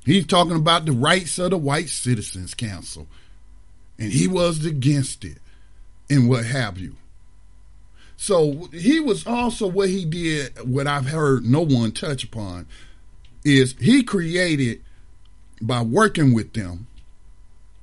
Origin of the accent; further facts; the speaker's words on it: Mount Holly, United States; also born or lived in Detroit, Michigan; Mount Holly High School, which was a junior high by the time I moved back down from Detroit and attended there.